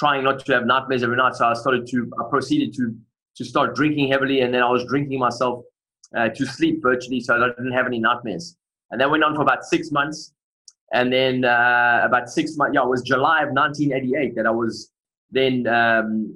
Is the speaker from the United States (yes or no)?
no; Durban, KwaZulu-Natal, South Africa; accent: South African; moved away as an adult; also born or lived in England; now in Bucharest, Romania; I grew up in South Africa. I grew up in a place called Durban on the East Coast.